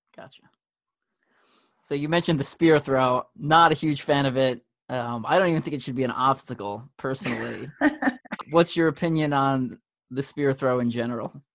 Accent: Long Island, New York, United States; I grew up on Long Island, New York, which I'm I'm pretty sure a lot of people can tell by my accent

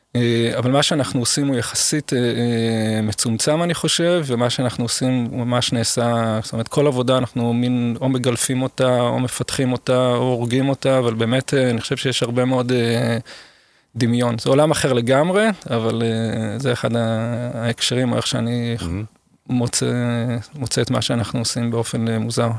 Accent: Israel; also born or lived in Seoul, South Korea / Guatemala; נולדתי כאן ואני מאוד שורשי וכל חיים בערך אני גר באותו

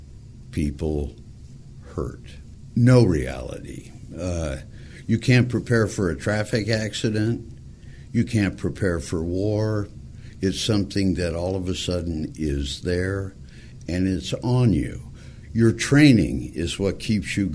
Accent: Montebello, California, United States; I grew up in Montebello, California, went to a Catholic school for 8 years

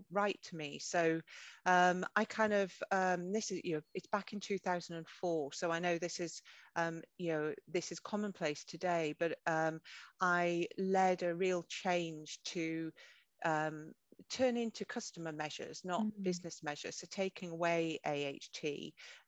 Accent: North Northumberland, North East England, United Kingdom; I grew up in North Northumberland. I'm a farmer's daughter from a really small rural community.

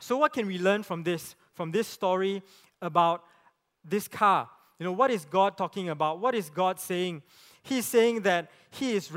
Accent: Penang, Malaysia; I grew up in Penang

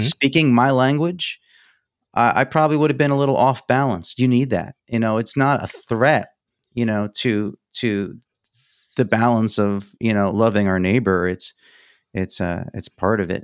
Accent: New York, United States; first language Greek; English is a second language; I went to, like, a parochial Greek school in, in New York

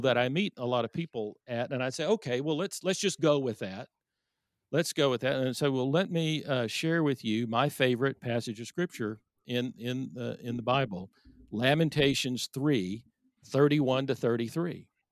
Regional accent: Irving, Texas, United States; I grew up in Irving, Texas

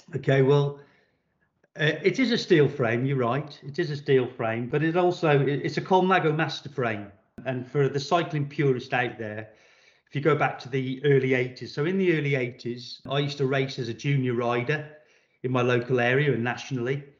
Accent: Shrewsbury, West Midlands, United Kingdom; took up a YTS panel beating apprenticeship with a local Vauxhall dealer in my hometown of Shrewsbury

